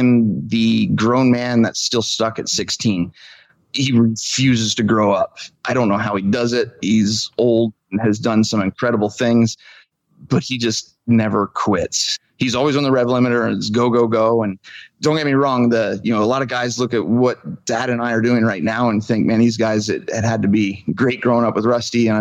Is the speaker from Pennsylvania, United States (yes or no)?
yes; Klingerstown Valley, Pennsylvania, United States; I've been born and raised in the Clingerstown Valley